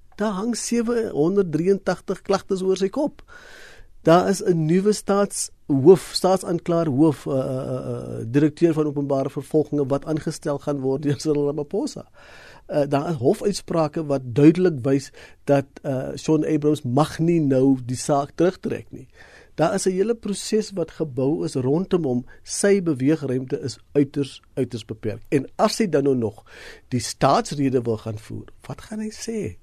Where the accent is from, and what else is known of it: South Africa